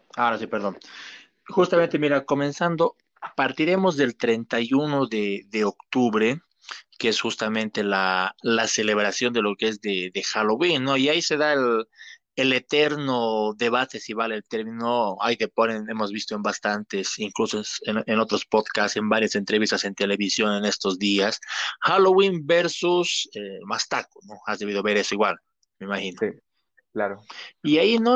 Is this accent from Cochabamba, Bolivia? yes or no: yes; Cochabamba, Bolivia; nosotros como tanto como cochabaminos como bolivianos